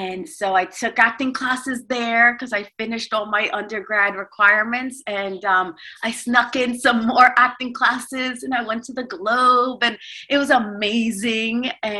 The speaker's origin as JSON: {"language": "English", "region": "New York", "country": "United States", "lives_now": "Los Angeles, United States", "said": "because I'm originally from New York, and New York has a little bit of a stern look on their face when they walk the streets."}